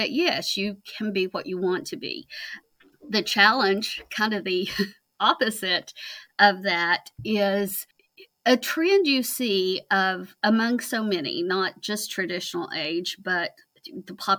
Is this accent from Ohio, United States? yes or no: no; Virginia, United States; moved away as an adult; also born or lived in Kentucky; I was born in Virginia. I did my undergrad degree in Virginia